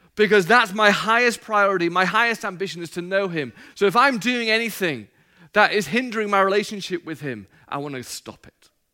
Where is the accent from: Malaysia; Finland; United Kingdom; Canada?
United Kingdom; England; now in United States; I'm not from America. My wife's Australian. I'm from England